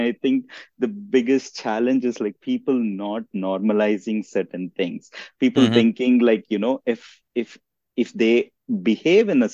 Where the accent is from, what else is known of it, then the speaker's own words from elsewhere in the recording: South India, India; moved away as an adult; now in United States; I grew up, I was born and raised in India, in the southern part of India. I came here to the US back in 2006 to do my master's degree.